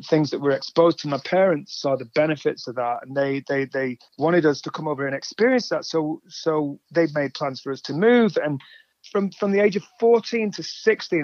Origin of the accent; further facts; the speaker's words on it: England, United Kingdom; also born or lived in Atlanta; now in United States; I moved from England. I'm from England originally.